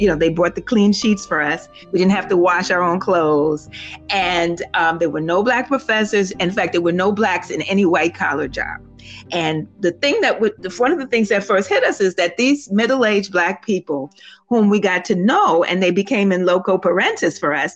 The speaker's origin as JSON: {"language": "English", "town": "New York City", "region": "New York", "country": "United States", "tie": "born or raised there", "said": "I was born and raised in Harlem"}